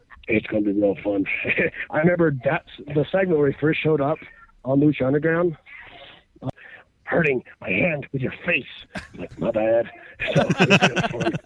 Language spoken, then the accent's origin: English; Utah, United States; I'm from Utah.